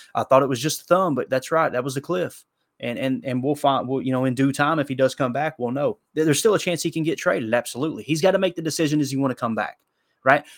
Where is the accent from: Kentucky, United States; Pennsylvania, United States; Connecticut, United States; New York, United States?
Kentucky, United States; Harlan County; I grew up in, you know, Harlan County, Kentucky.